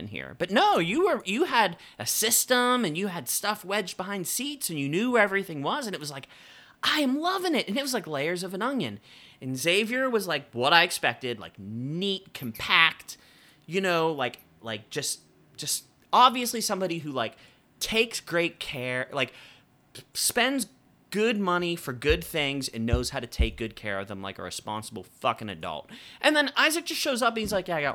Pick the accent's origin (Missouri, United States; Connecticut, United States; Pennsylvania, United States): Pennsylvania, United States; Pittsburgh; We grew up in Pittsburgh